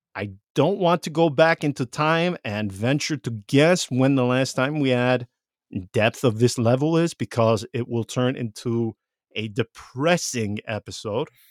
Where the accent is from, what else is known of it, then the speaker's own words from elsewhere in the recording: Vicenza, Veneto, Italy; growing up in Vicenza